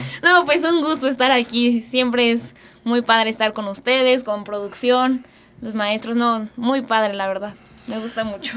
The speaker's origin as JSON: {"language": "Spanish", "country": "Mexico", "said": "como mexicana"}